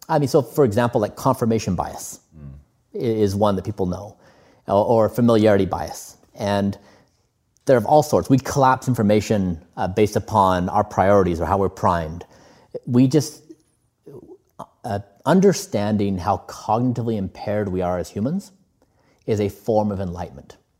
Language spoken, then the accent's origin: English; United States; we we both come from a similar background where we grew up in the United States.